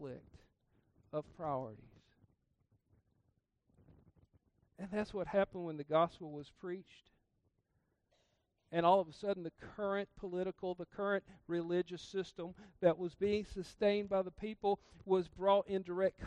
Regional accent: South Georgia, United States; I grew up in South Georgia

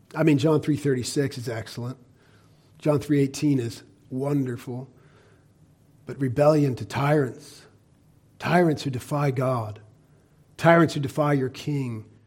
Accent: United States; We, as American Christians

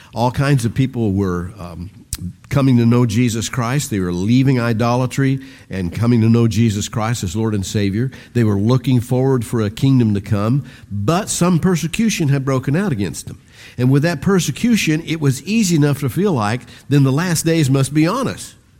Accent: United States

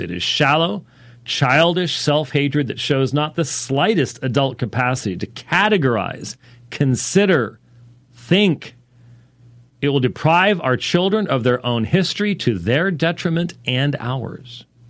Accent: Minneapolis, Minnesota, United States; born there; also born or lived in Pennsylvania; Anyway, I was born in Minneapolis, and I lived there in Pennsylvania.

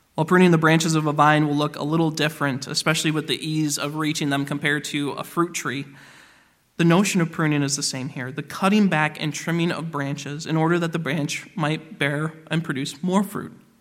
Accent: Michigan, United States; now in Indiana, United States; Where I grew up in Michigan, we had a number of orchards around

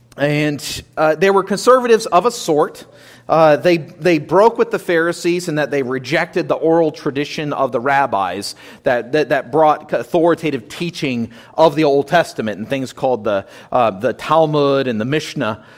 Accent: United States; we live as Christians today, as, as American citizens, citizens of the American government

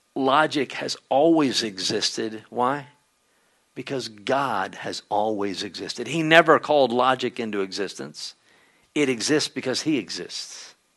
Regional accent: Conroe, Texas, United States; the church where I grew up in Conroe

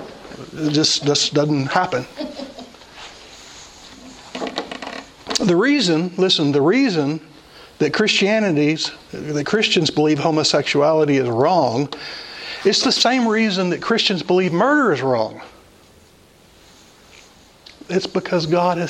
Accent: United States; I am an American, but that's my secondary citizenship

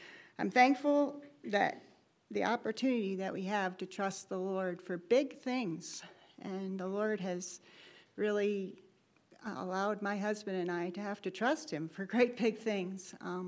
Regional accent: North Carolina, United States; I'm from Kayser, North Carolina.

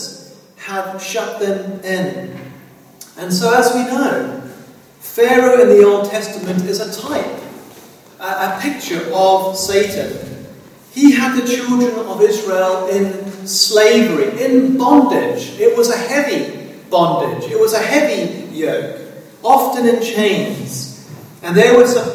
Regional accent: South Africa; growing up in South Africa

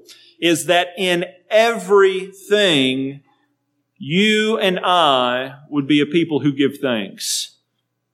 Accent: United States; as American citizens

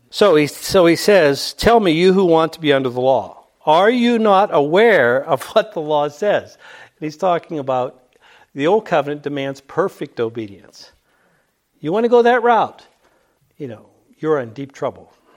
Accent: Pittsburgh, Pennsylvania, United States; I grew up in Pittsburgh.

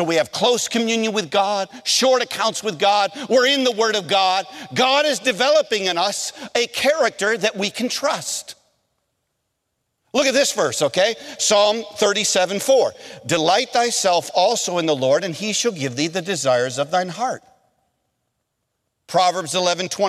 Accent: Michigan, United States; moved away as an adult; also born or lived in North Carolina; I'm from Michigan

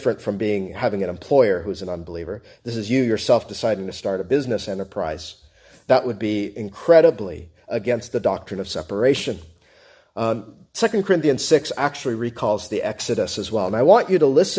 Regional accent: United States; I'm an American

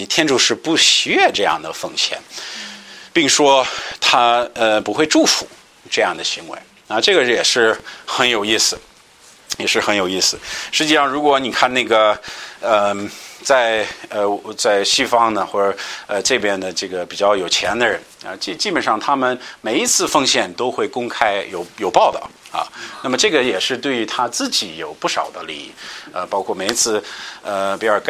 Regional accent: United States; 像我们美国人，大部分有钱人

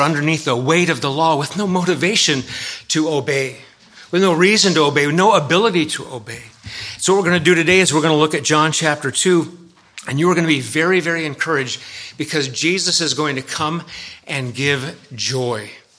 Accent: California, United States; now in Massachusetts, United States; First time I ever went to the church in Massachusetts, I came from California

